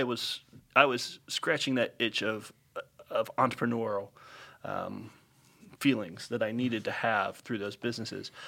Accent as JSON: {"language": "English", "town": "Upland", "region": "Indiana", "country": "United States", "tie": "born or raised there", "also_born_or_lived": "Franklin, Indiana / Terre Haute, Indiana", "moved": "as an adult", "lives_now": "Center Grove, United States", "said": "I grew up in Upland, Indiana"}